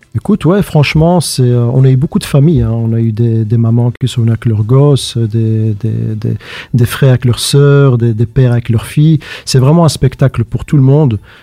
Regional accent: Schaerbeek, Brussels-Capital Region, Belgium; also born or lived in Saint-Josse-ten-Noode; je suis né à Saint-Jos, j'ai grandi à Scarbeck

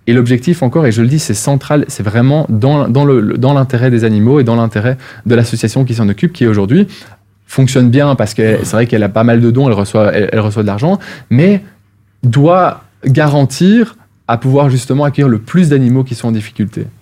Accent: Wallonia, Belgium; en Wallonie, là d'où je viens.

